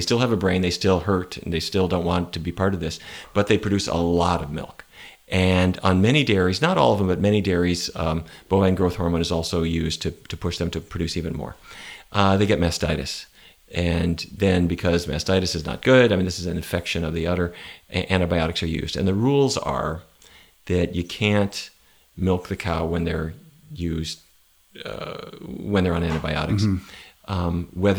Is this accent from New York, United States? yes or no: no; North Dakota, United States; Where I grew up in North Dakota, beef were what's for dinner.